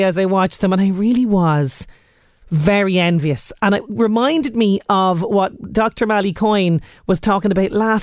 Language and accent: English; Ireland; as we Irish love to say, the grand stretch in the evening